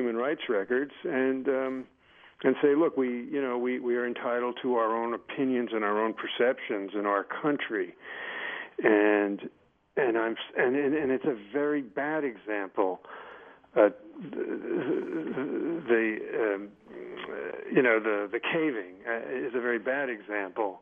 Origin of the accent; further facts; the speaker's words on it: United States; as an American citizen, one who feels a great love of nation